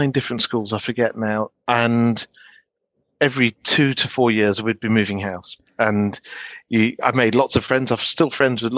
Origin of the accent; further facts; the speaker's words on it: Tadcaster, Yorkshire and the Humber, United Kingdom; also born or lived in Leamington Spa / Warwick / Hampton Magna; now in Henley-in-Arden, United Kingdom; my father's job took us north to Tadcaster in Yorkshire. So at the age of two, I went to Tadcaster, which is a good brewery town